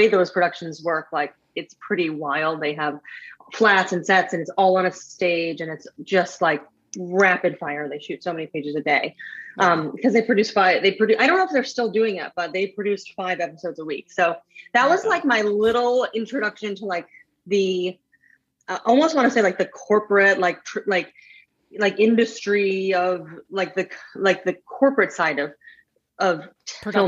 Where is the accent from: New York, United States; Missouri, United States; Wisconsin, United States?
New York, United States; New York City; I grew up in New York City. I was a public school kid